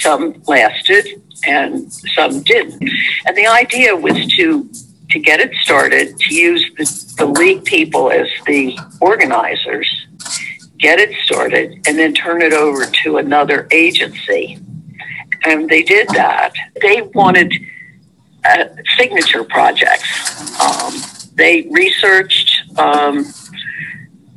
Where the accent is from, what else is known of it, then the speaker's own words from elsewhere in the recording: Trenton, New Jersey, United States; When I was growing up, I grew up in Trenton